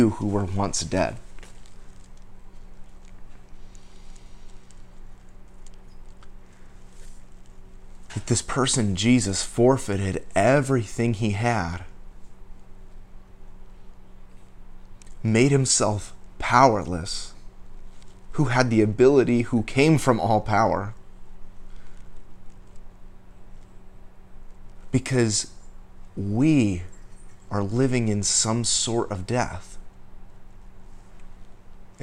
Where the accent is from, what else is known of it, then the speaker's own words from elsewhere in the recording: United States; I was born and raised in the United States